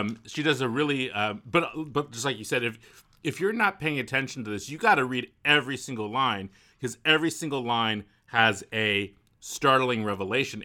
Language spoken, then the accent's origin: English; Walnut Creek, California, United States; Where I grew up in Walnut Creek, there's a whole neighborhood of Eichler homes.